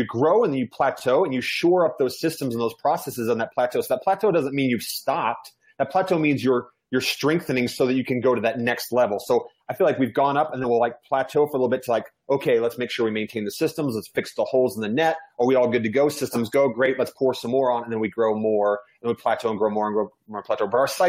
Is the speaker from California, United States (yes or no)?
no; Georgia, United States; born there; also born or lived in New York / Virginia / Kansas / Germany; I'm an Army brat. I lived all over the United States. I was born in Georgia. I lived in New York, Virginia, Kansas, Germany, landed in Utah. So I've lived all over the place.